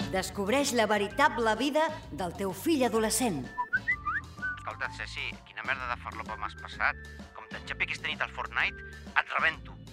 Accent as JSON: {"language": "Catalan", "country": "France", "said": "jo soc francesa, no conec cap Alaska."}